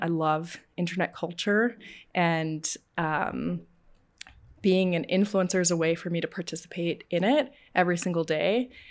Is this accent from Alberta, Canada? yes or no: yes; Calgary, Alberta, Canada; I was born and raised in Calgary